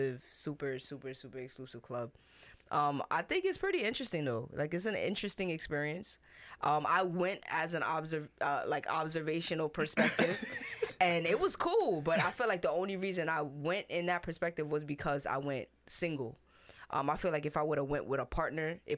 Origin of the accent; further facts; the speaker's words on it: New York City, New York, United States; I'm from Queens, born and raised, New York City